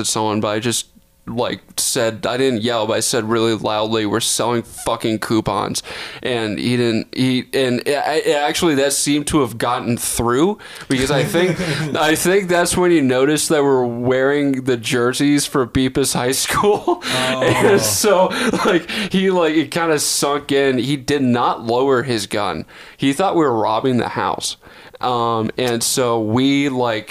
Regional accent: Texas, United States; I grew up in Texas.

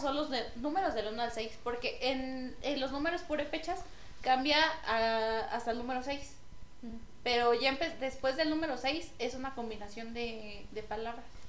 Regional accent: Paracho, Michoacán, Mexico; pues de Paracho

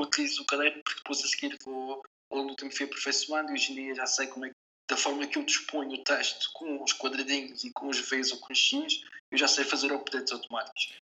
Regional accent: Portugal; nós somos portugueses

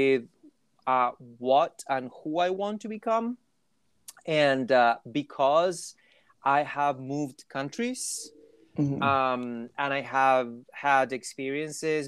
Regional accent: Chile; first language Spanish; English is a second language; moved away as an adult; now in United States; when I was back home, you know, I was just a regular Chilean person

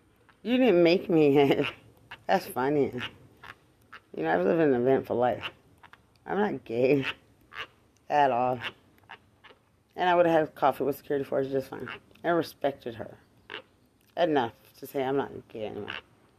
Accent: Texas, United States; You saw me in Bexar County. I'm from Lubbock County.

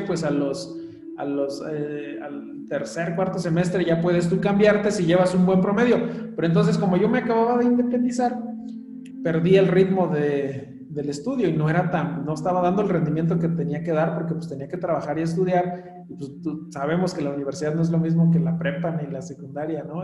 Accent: Mexico; born or raised there; moved away as an adult; also born or lived in Mexico City

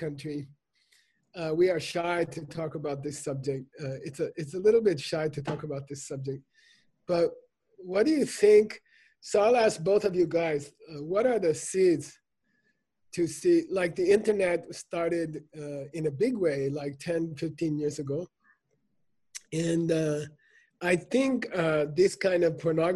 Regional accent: United States

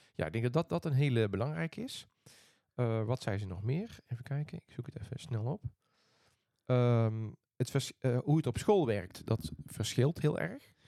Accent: Netherlands; moved away as an adult; also born or lived in Eindhoven; now in Sweden; we uit Nederland komen

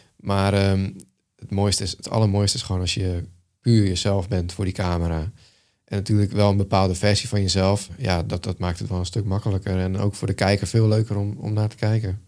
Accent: Netherlands; als Nederlander

